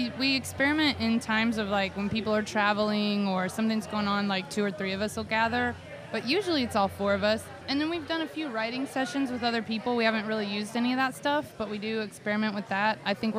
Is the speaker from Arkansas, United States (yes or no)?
no; Chattanooga, Tennessee, United States; I grew up in Chattanooga.